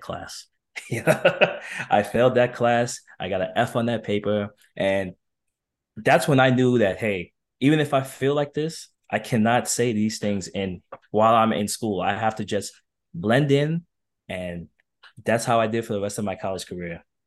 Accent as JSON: {"language": "English", "town": "New York City", "region": "New York", "country": "United States", "tie": "born or raised there", "said": "it was definitely challenging growing up in New York"}